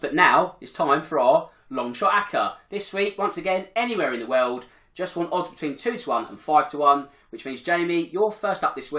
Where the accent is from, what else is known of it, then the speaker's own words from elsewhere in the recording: Crawley, South East England, United Kingdom; my hometown Crawley.